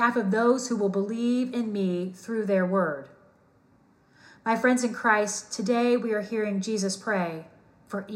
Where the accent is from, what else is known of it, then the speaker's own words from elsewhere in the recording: New Albany, Indiana, United States; I was born and raised in Southern Indiana in a town with the motto, New Albany, Indiana, the sunny side of Louisville, Kentucky.